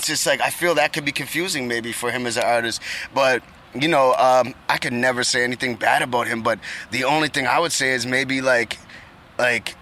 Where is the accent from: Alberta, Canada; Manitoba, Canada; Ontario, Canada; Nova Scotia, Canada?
Nova Scotia, Canada; Halifax; I'm from Canada